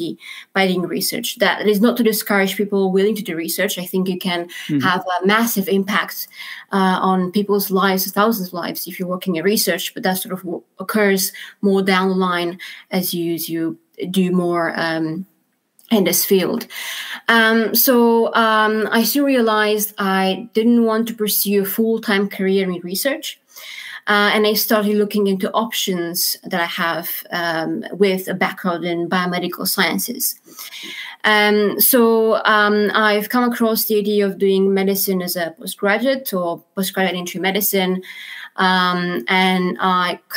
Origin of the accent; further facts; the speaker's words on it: Romania; moved away as an adult; also born or lived in London, United Kingdom; now in Aberdeen, United Kingdom; I'm originally from Romania